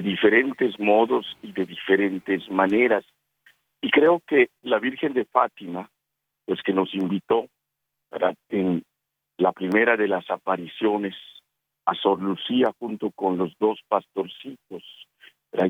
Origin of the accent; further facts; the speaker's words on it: Yucatán, Mexico; mi tierra, en Yucatán, México